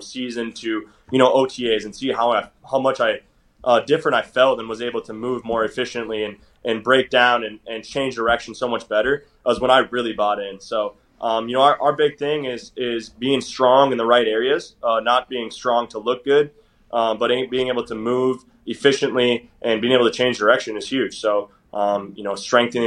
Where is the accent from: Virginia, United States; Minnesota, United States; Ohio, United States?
Minnesota, United States; northern; I'm from Minnesota, but I'm right close on the border. My hometown is like 40 minutes from the North Dakota border